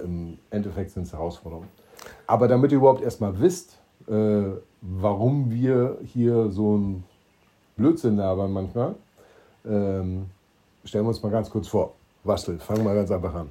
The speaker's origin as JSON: {"language": "German", "town": "Schwerin", "region": "Mecklenburg-Vorpommern", "country": "Germany", "tie": "born or raised there", "moved": "yes", "lives_now": "Stuhr, Germany", "said": "ich komme aus gebürtig aus Schwerin, deshalb bin ich Ossi"}